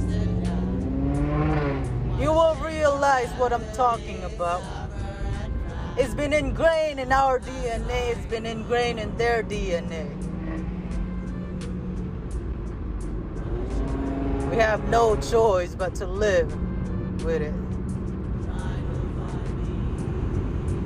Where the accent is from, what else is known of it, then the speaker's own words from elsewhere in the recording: Panglao, Central Visayas, Philippines; now in United States; I was born in Panglao Buhol, where the Eskaya tribe is